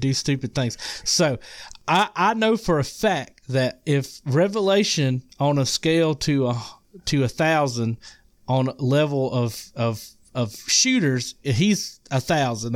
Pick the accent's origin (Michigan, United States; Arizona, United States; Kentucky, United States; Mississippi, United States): Mississippi, United States; accent: Mississippi; now I'm in, I'm in Mississippi, um, if you can't tell by my accent.